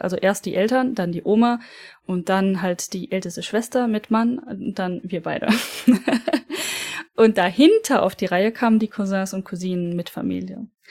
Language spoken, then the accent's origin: German; Germany; bei uns in Deutschland